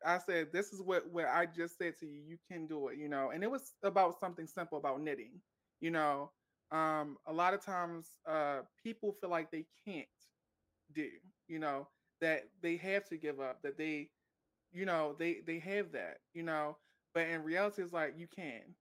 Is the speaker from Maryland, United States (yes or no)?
yes; Maryland, United States; I'm from Maryland